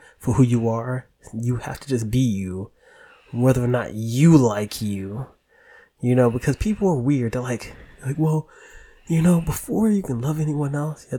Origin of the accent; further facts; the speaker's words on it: New York City, New York, United States; I'm from the Bronx